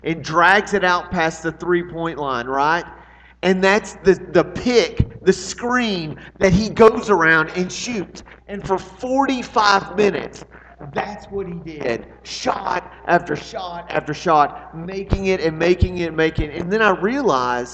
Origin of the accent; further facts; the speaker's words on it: Arlington, United States; moved away; We are in Arlington, my hometown